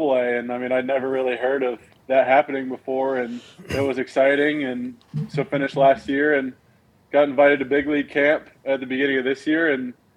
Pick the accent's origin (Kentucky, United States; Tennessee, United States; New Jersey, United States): Tennessee, United States; Knoxville; I'm from Knoxville, born in Knoxville, moved away for a few years and then came back when I was about seven. So I've lived in Knoxville my whole life